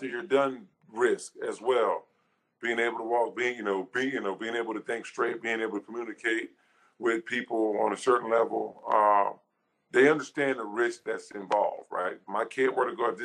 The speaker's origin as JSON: {"language": "English", "region": "Louisiana", "country": "United States", "said": "I'm from Louisiana"}